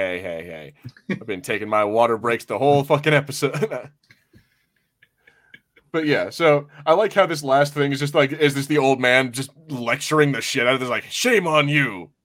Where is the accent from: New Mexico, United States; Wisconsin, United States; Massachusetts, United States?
New Mexico, United States; I'm New Mexican. I'm from New Mexico.